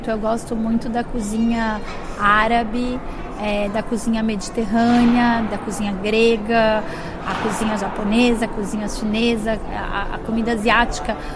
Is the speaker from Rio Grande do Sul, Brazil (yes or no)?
no; Bahia, Brazil; also born or lived in Trancoso / England / Paris; now in São Paulo, Brazil; Eu venho do Nordeste da Bahia